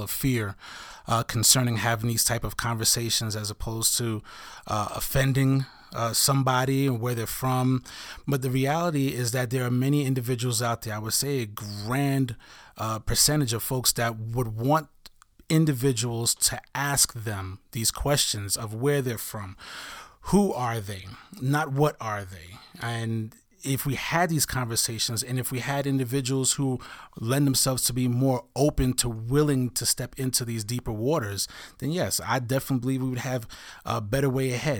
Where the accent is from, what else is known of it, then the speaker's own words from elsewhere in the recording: New York City, New York, United States; I'm an African-American male who grew up in Brooklyn, New York